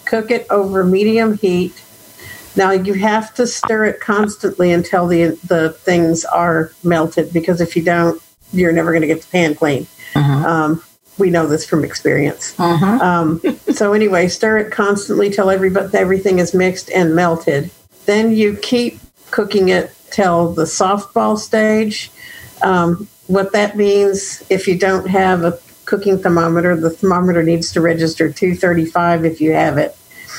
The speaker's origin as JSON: {"language": "English", "town": "Austin", "region": "Texas", "country": "United States", "said": "I am from Austin, Texas."}